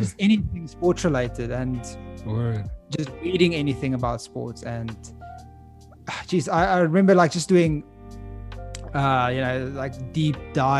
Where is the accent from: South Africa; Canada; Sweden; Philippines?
South Africa; Pretoria, Gauteng; I was born in Pretoria